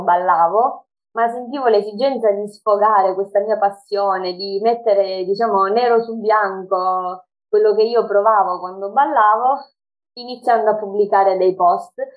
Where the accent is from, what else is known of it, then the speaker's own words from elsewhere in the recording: Sicily, Italy; Ho 25 anni e vengo dalla Sicilia